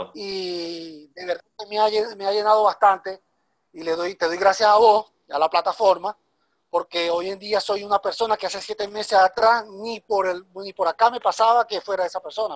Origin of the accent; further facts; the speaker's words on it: Venezuela; moved away as an adult; now in Guayaquil, Ecuador; soy de Venezuela. Emigré hace siete meses a la ciudad de Ecuador, Guayaquil.